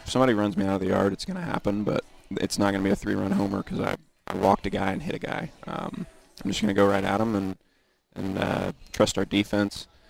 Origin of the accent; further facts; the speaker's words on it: Indiana, United States; I'm from Indiana, so growing up, there was obviously basketball every winter